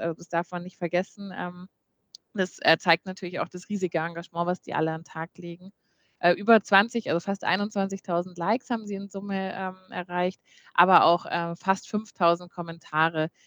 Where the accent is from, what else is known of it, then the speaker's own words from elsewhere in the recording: Munich, Bavaria, Germany; als Münchner Kindle habe ich eine äh, auch so schon sehr große Verbundenheit mit der Stadt München